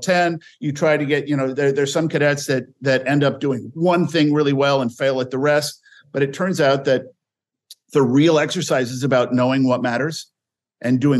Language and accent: English; Northern California, United States; I grew up in Northern California, was part of a very conservative family